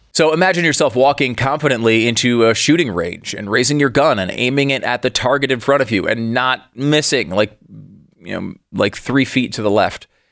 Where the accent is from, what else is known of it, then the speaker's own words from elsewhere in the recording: Northeast, United States; I grew up in the Northeast